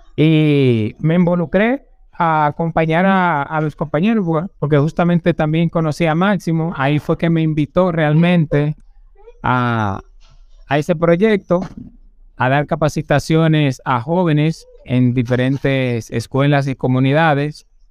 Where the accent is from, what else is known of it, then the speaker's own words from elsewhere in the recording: San José de Ocoa, Dominican Republic; moved away as an adult; now in Santo Domingo, Dominican Republic; yo vengo de San José de Ocoa. Nací en el mes de octubre